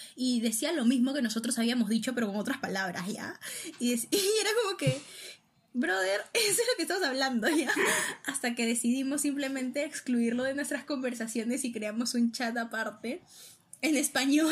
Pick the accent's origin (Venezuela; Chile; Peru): Peru; éramos cinco peruanos